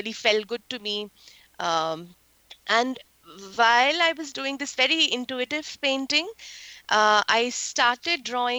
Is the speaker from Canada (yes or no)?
no; India; moved away as an adult; now in Silicon Valley, United States; I relocated from India to here in the United States around 7 years back.